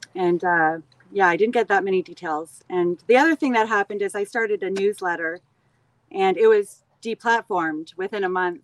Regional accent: Canada; I always loved growing up in Canada. I lived in cottage country

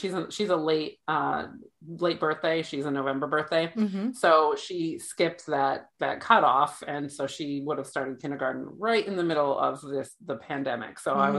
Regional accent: Massachusetts, United States; born there; also born or lived in New Hampshire / New Jersey / Florida; I was born in Massachusetts, and that's what I consider my home state. And I lived in New Hampshire for a while, and then I kind of bounced in between New Hampshire and Massachusetts. And then I lived in New Jersey for 10 years.

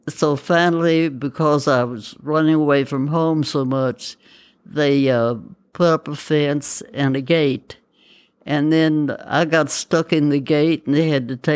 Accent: Campbellsburg, United States; I grew up in Campbellsburg.

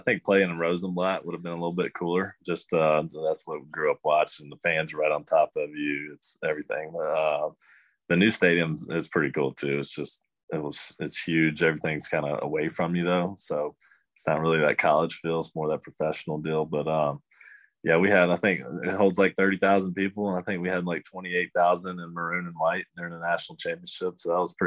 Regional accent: right outside of Athens, Georgia, United States; moved away as an adult; growing up in Georgia, they don't have that. Or, you know, right outside of Athens

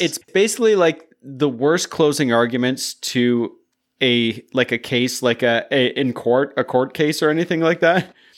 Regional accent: Canada; we're North American, Canadian

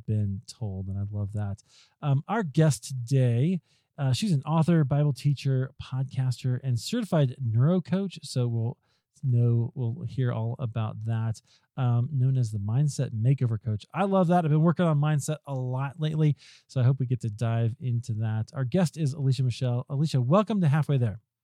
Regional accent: Iowa, United States; I'm from Iowa

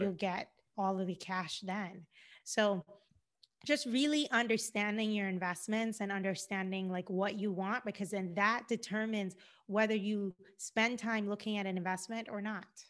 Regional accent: Cayman Islands; moved away as an adult; also born or lived in Georgia, United States; now in Los Angeles, United States; I'm originally from the Cayman Islands. I've been in the United States now for over ten years

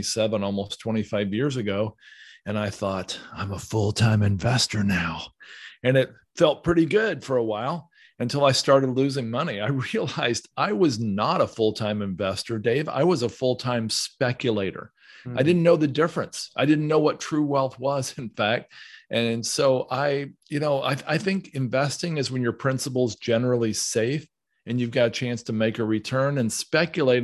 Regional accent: Southern Ohio, United States; I grew up in Southern Ohio

